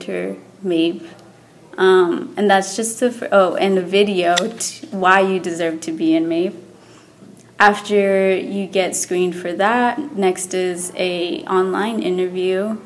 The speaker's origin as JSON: {"language": "English", "region": "Texas", "country": "United States", "tie": "born or raised there", "also_born_or_lived": "New York City, United States", "moved": "as an adult", "lives_now": "California, United States", "said": "I am from Texas, so I'd been there all my life. I've never moved out of Texas."}